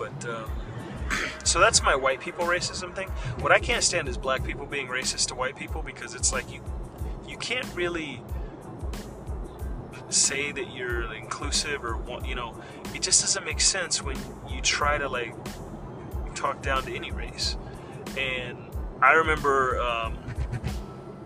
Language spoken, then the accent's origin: English; Florida, United States; I'm from Florida